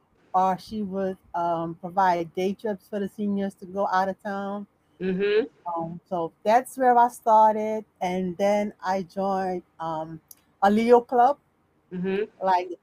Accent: Suriname; moved away as an adult; now in United States; I grew up in Suriname.

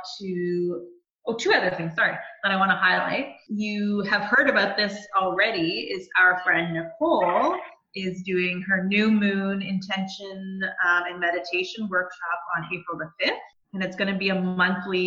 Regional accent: Bowmanville, Ontario, Canada; I grew up in Bowmanville, so it's actually really exciting for me to have my business in my hometown

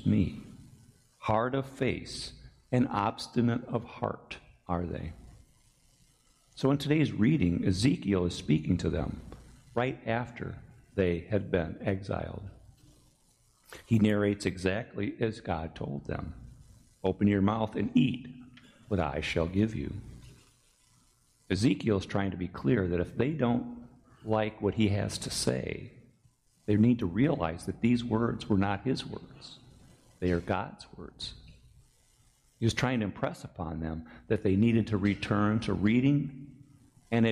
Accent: United States

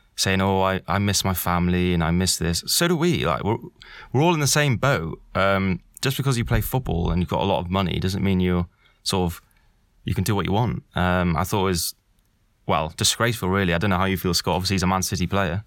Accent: Wales, United Kingdom; as a Welshman

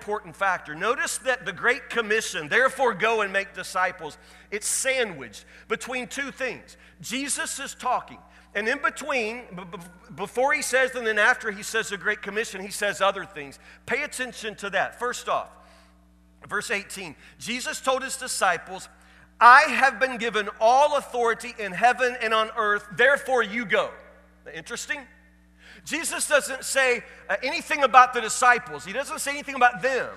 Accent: Woodburn, Kentucky, United States; I'm from Woodburn, Kentucky

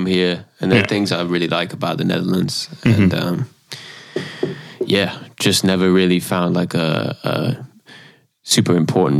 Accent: Salisbury, South West England, United Kingdom; moved away; I'm from Wiltshire, UK.

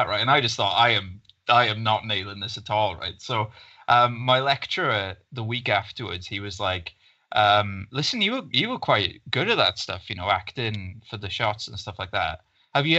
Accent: Ystradgynlais, Wales, United Kingdom; I kind of grew up there and everything, and it's just this small town just outside of Swansea, in the Swansea Valleys.

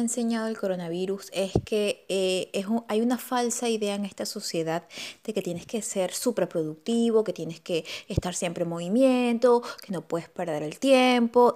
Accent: Venezuela; moved away as an adult; now in Argentina; soy venezolana y radico en Argentina desde hace tres años

